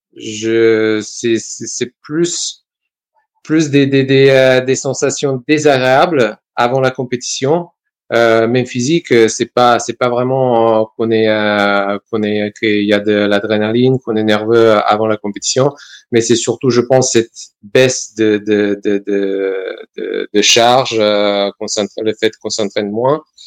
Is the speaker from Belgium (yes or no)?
no; Serbia; also born or lived in Valence, France; now in France; Donc, je suis né en Serbie, je suis venu en France